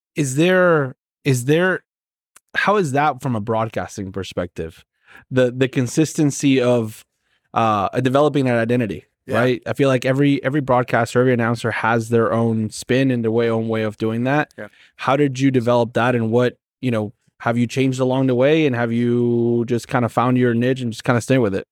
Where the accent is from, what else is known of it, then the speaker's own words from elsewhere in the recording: Argentina; now in United States; I'm from Argentina